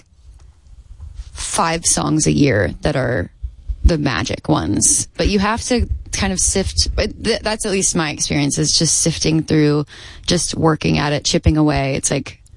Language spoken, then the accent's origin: English; Texas, United States; as a Texan